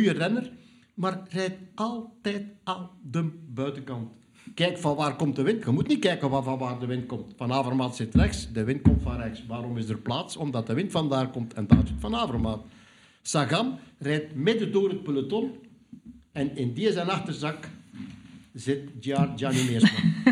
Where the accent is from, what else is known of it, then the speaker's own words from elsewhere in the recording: Flanders, Belgium; Maar dan komt het wat wij dan noemen als Vlamingen het echte koersen, het echte werk